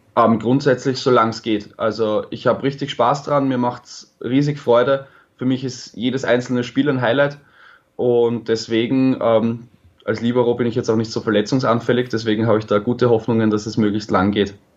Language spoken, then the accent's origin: German; Vienna, Austria; meine Heimatstadt Wien